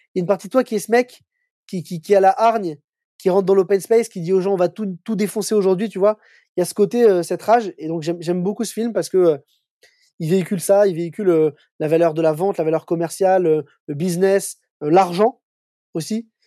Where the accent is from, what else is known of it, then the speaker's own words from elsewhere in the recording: Paris, Île-de-France, France; moi je suis un Parisien, je suis né à Paris, j'ai vécu à Paris toute ma vie.